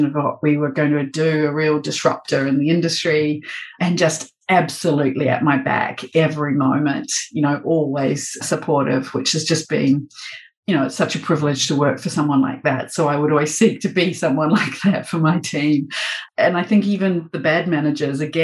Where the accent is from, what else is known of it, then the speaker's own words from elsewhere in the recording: New Zealand; moved away as an adult; also born or lived in London, United Kingdom; now in Melbourne, Australia; a Kiwi working in New Zealand and then in London for 8 years